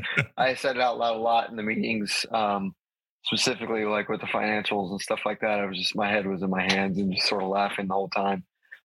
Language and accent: English; Jacksonville, Florida, United States; born there; also born or lived in Charleston / Hawaii / Wisconsin; Well, what's crazy is I was born in Jacks. My dad was stationed he's in the Navy, was stationed in Charleston actually right after that. So we moved there, which is even further east, right, and then moved to Hawaii for the first time